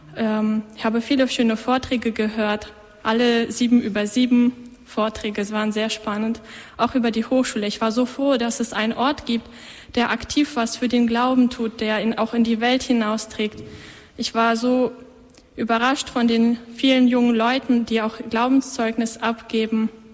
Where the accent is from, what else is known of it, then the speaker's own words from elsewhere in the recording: Schleswig-Holstein, Germany; moved away as an adult; now in Austria; ich komme aus Deutschland, aus Schleswig-Holstein, aus dem hohen Norden.